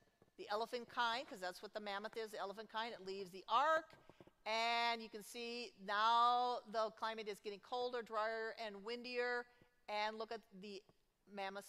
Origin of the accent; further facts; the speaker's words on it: Minnesota, United States; I'm from Minnesota